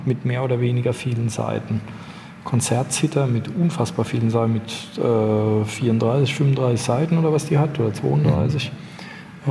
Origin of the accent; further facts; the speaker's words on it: Bavaria, Germany; als Bayer